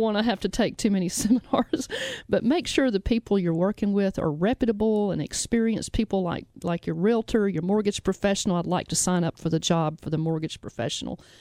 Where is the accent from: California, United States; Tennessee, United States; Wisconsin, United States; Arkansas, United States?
Tennessee, United States; Memphis; we broadcast out of Memphis. We're from Memphis